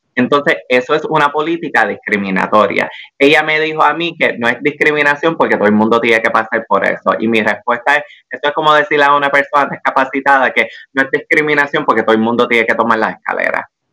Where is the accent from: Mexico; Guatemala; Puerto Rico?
Puerto Rico; also born or lived in Washington, D.C.; aquí en Puerto Rico